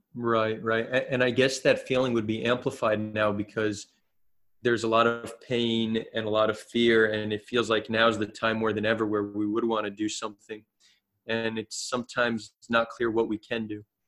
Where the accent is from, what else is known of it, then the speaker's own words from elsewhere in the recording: New Jersey, United States; moved away as an adult; now in Israel; I grew up in America, New Jersey, to be exact. Um, I moved to Israel when I was eighteen